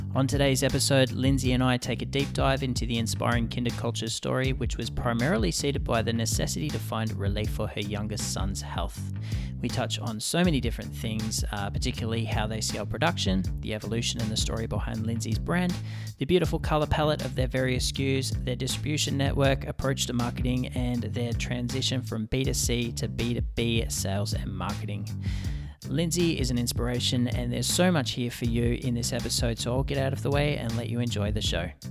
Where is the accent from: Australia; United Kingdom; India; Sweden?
Australia; southeastern Australia; now in Canada; where I grew up in the southeastern pocket of, um, Australia